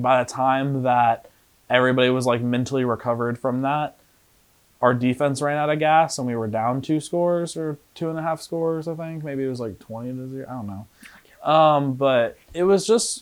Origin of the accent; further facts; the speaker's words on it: Knoxville, Tennessee, United States; I'm from Knoxville.